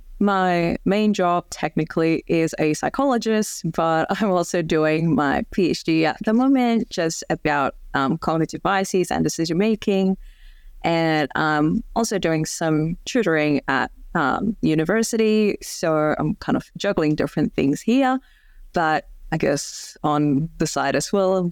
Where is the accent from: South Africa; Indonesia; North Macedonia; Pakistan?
Indonesia; English is a second language; because I'm from Indonesia and there's a lot of, you know, smaller towns and regions in Indonesia that I haven't been to yet